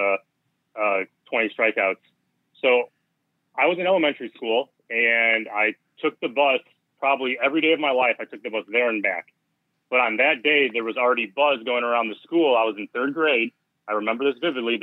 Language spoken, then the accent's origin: English; Crown Point, Indiana, United States; I didn't find that out until college, but Crown Point, Indiana.